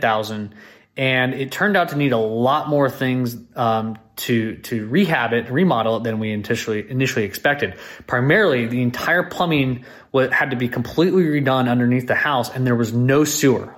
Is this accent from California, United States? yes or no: yes; California Bay Area, United States; now in Austin, United States; I live here in Austin, Texas, but I'm originally from the California Bay Area